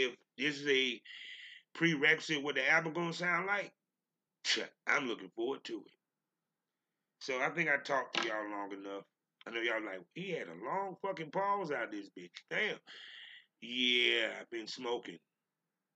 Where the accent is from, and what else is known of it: North Carolina, United States; born or raised there